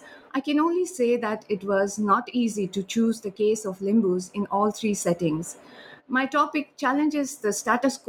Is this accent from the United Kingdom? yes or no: no; India; also born or lived in Sikkim, India